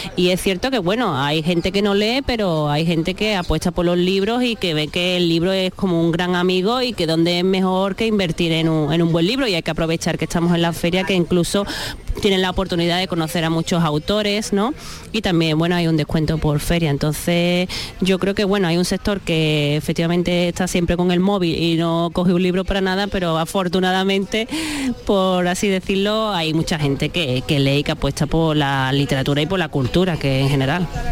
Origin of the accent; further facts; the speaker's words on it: Valencina de la Concepción, Andalusia, Spain; de mi pueblo de Valencina